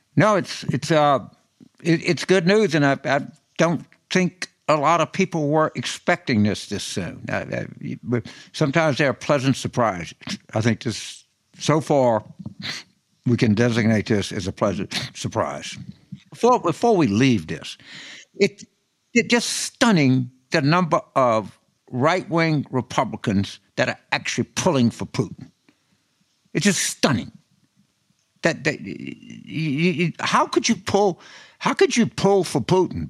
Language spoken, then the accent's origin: English; New Orleans, Louisiana, United States; my home state of, of, New Orleans